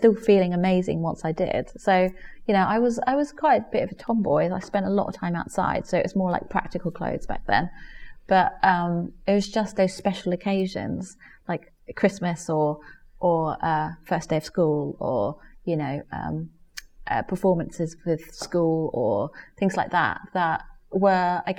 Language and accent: English; Germany; now in England; I grew up in Germany, you don't wear school uniform